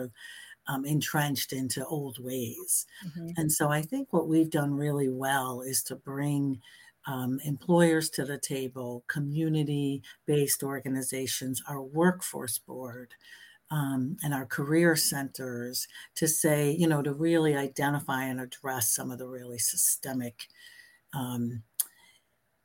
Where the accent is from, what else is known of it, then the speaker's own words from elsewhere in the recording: Springfield, United States; I was born and raised in Springfield